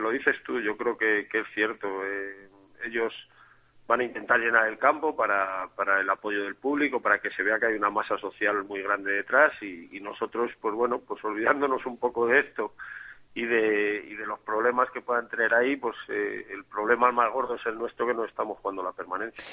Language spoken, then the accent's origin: Spanish; Ávila, Castile and León, Spain; yo soy de Ávila, estamos cerquita